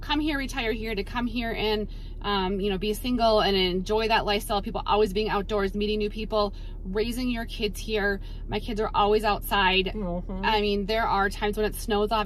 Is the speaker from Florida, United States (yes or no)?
no; Minnesota, United States; now in Colorado, United States; I'm from Minnesota originally